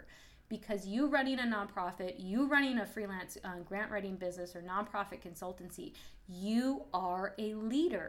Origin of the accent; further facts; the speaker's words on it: United States; also born or lived in Indonesia; growing up in America